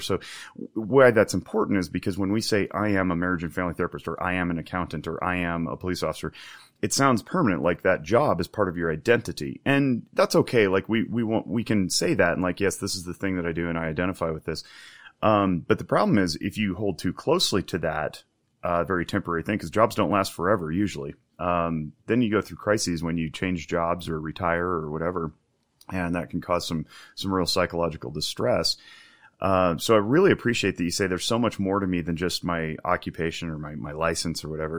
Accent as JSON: {"language": "English", "country": "United States", "first_language": "English", "said": "I'm a native English speaker from America"}